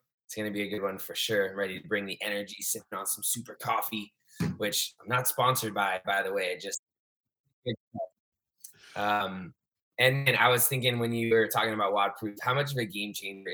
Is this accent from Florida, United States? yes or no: yes; South Florida, United States; also born or lived in Providence, Rhode Island / Clemson, South Carolina; now in Miami, United States; We moved down to South Florida when I was 2, and I've pretty much lived here ever since.